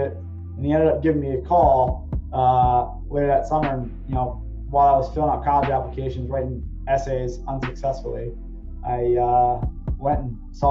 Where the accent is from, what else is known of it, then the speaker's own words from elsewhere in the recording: Norristown, Pennsylvania, United States; moved away as an adult; now in New York, United States; I'm originally from outside Philly, but now I live about an hour north of Manhattan